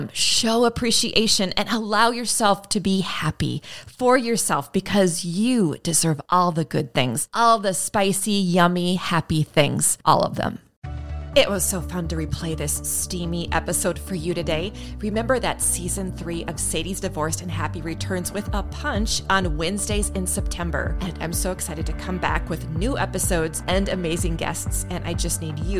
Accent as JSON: {"language": "English", "country": "United States", "said": "I'm still an American"}